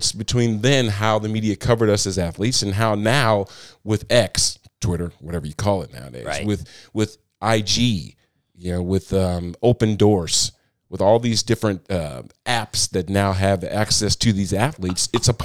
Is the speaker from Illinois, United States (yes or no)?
yes; Moline, Illinois, United States; now in Nashville area, United States; grew up on the Iowa Illinois border, right on the Mississippi River.